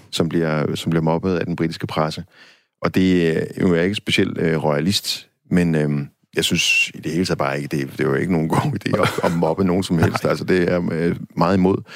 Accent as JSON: {"language": "Danish", "country": "Denmark", "said": "som dansker"}